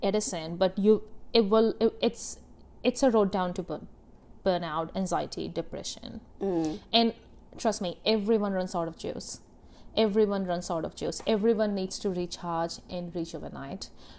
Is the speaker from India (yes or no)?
yes; India; moved away; growing up in India, you know, like how, like in my culture, it's like family business.